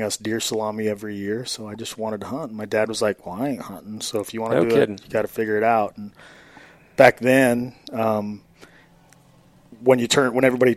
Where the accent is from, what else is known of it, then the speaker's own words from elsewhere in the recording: Arco, Idaho, United States; Central Idaho. So I grew up in Moore and Arco.